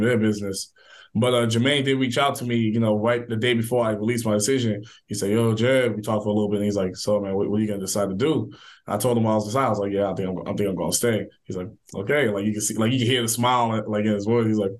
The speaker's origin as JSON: {"language": "English", "town": "Dayton", "region": "Ohio", "country": "United States", "tie": "born or raised there", "said": "I grew up in Dayton, Ohio for a large part of my childhood."}